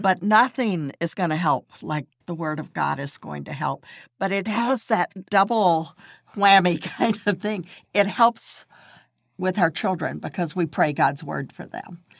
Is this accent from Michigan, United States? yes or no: no; Texas, United States; also born or lived in California; now in Florida, United States; I grew up in Texas, and I've been in Florida for more than thirty years now